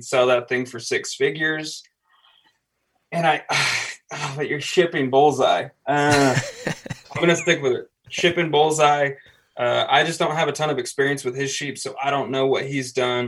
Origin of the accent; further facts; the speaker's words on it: New Plymouth, Idaho, United States; also born or lived in Boise, Idaho; I'm Idaho born and raised, but I was born in Boise, which is the capital and kind of the biggest city in Idaho.